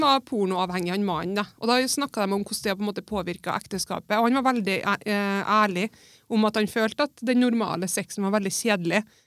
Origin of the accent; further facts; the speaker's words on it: Melhus, Trøndelag, Norway; Jeg er jo født og oppvokst på Melhus